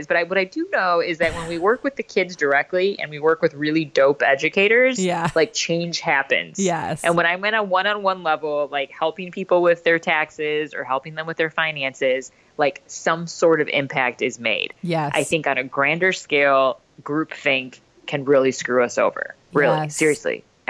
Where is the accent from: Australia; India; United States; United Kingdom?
India; I know I'm Indian. And so we're sort of like the original culture, right?